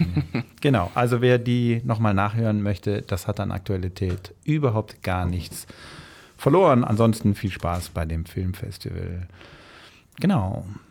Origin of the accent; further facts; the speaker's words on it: Rhineland, Germany; moved away; Ich bin ja gebürtig im Rheinland und habe mir das sozusagen ähm, als Fremdsprache angeeignet